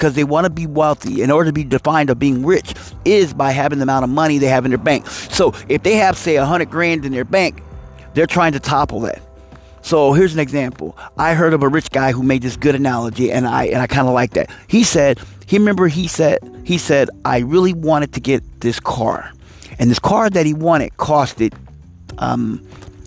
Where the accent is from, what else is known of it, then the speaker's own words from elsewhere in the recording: East Coast, United States; now in West Coast, United States; I'm a person from the East Coast, so I'm used to Hellman's, but I'm on the West Coast